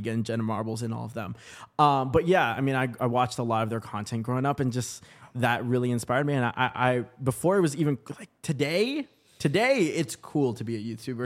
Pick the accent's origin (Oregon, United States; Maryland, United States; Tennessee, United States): Oregon, United States; Portland; also born or lived in Vancouver, Washington; now in Los Angeles, United States; that's kinda like my hometown. Portland, Oregon